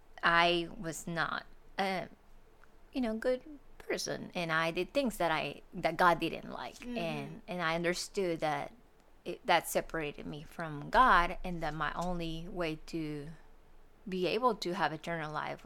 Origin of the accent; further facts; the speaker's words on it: Monterrey, Nuevo León, Mexico; moved away as an adult; now in Georgia, United States; I am from Mexico, from Monterrey, Mexico, and I have been here for 10 years. I came here to Georgia September 2013